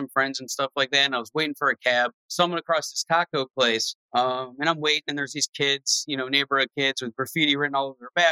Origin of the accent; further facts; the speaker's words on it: Cleveland, Ohio, United States; I grew up in Cleveland where it was white and black people